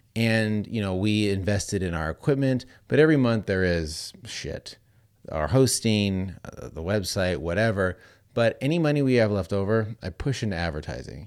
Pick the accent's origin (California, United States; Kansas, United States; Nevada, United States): Nevada, United States; Las Vegas; you and I grew up in Las Vegas